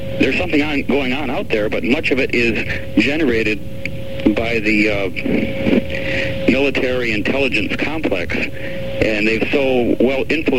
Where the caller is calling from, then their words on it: Raleigh, North Carolina, United States; Oh, Raleigh, North Carolina, listening on WCRY, QK Verena.